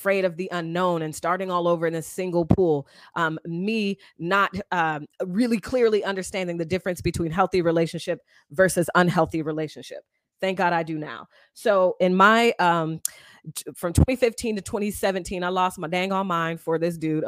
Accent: Seattle, Washington, United States; I'm from Seattle

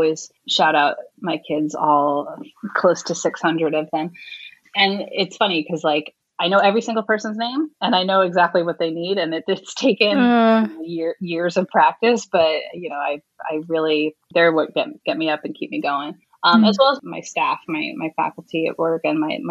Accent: New York, United States; moved away as an adult; now in Los Angeles, United States; I'm a New Yorker, so I love like pizza and bagels

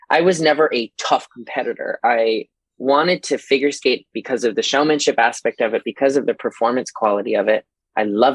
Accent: Fairbanks, Alaska, United States; also born or lived in Texas; now in Chicago, United States; the girls around me that I grew up with in Fairbanks, Alaska

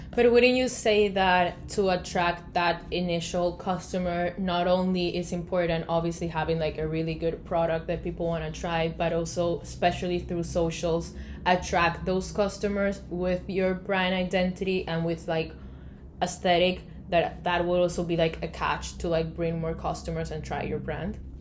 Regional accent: Colombia; now in United States; I come from Colombia

